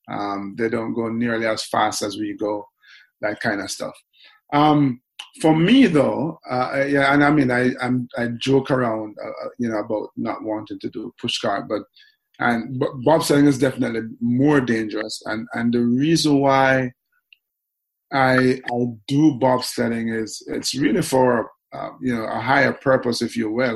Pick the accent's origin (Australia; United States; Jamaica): Jamaica; Kingston; grew up, was born and raised in Kingston